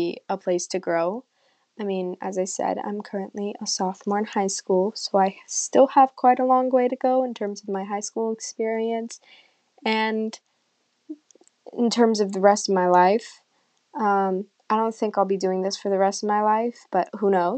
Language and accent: English; California, United States; also born or lived in Iran; I immigrated from Iran to California, where I currently live, when I was 6